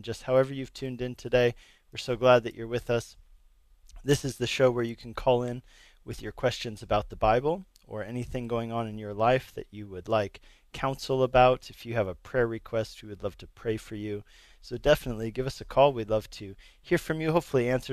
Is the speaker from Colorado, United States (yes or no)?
yes; Arvada, Colorado, United States; moved away as an adult; also born or lived in Hungary / Longmont, Colorado; I grew up in Arvada, and I went to high school in Arvada